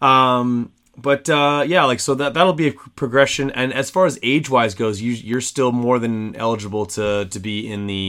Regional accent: Canada; me as a Canadian

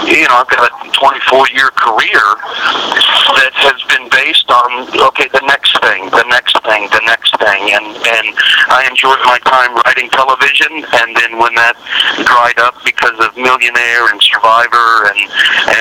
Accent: Denver, Colorado, United States; I'm very proud of my home state and town

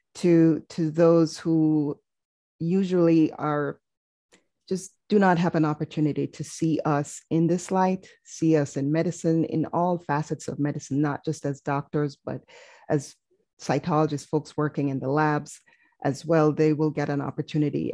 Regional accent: Jamaica; moved away as an adult; now in United States; as a foreign medical graduate, I'm originally from Jamaica

